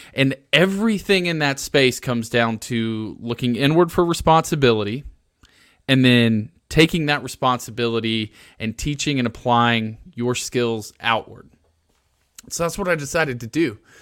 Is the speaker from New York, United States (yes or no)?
no; Alabama, United States; moved away; I'm originally from Alabama